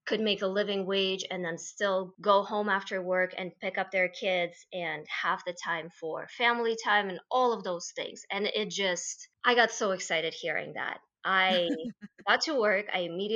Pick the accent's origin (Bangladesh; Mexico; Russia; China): Russia; moved away as an adult; now in United States; originally, I am from Russia